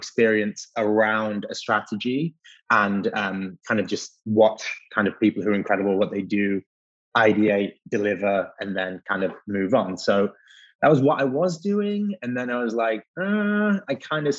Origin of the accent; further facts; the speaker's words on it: England, United Kingdom; moved away as an adult; also born or lived in Leeds, England; now in New York, United States; my accent might give me away, but I'm based in New York now, but I'm not originally from here. So if we rewind all the way to the north of England, to Leeds, where I went to university